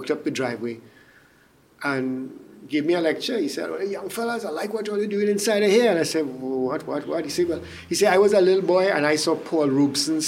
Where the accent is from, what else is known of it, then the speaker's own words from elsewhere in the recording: Port of Spain, Trinidad & Tobago; moved away as an adult; also born or lived in Diego Martin, Trinidad / New York, United States; I was born in Belmont. Parents moved out to the suburbs in Digamartin. When I was a kid